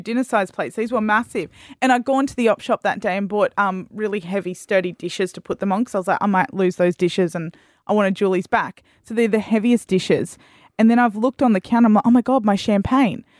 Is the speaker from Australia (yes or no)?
yes; Australia; I'm an Australian.